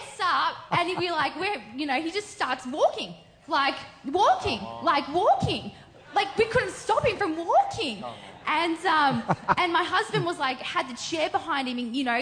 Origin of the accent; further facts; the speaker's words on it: Australia; I'm also from Australia